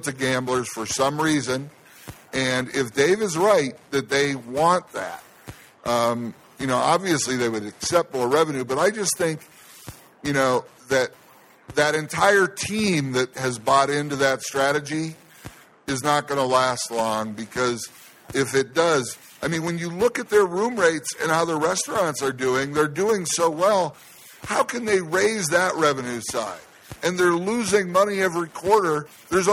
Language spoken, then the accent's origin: English; Ohio, United States; now in Las Vegas, United States; my home state of Ohio